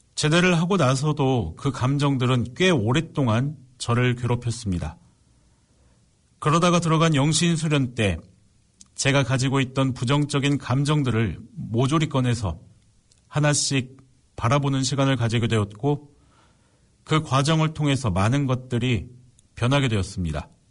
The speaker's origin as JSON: {"language": "Korean", "town": "Suncheon", "region": "South Jeolla", "country": "South Korea", "said": "저는 집이 순천이고 순천교도소에서 저희 집까지 10분이면 되기 때문에"}